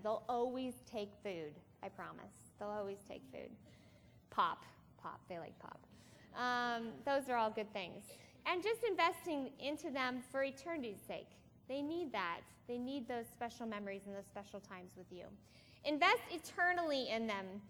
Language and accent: English; Iowa, United States; we are from Iowa